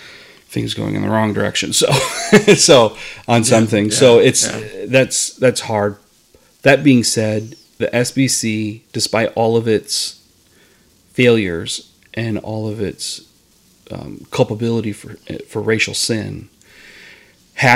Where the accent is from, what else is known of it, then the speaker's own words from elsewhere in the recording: Iowa, United States; moved away as an adult; I'm from Iowa